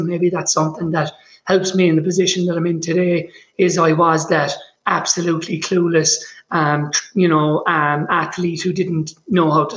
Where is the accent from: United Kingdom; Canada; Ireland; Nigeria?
Ireland; Limerick, Munster; now in Boulder, United States; I grew up in Limerick in Ireland on the West Coast